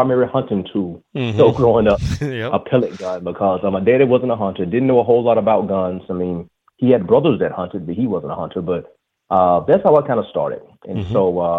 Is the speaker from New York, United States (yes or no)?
no; Talladega, Alabama, United States; I am from Alabama, Talladega, Alabama, born and raised.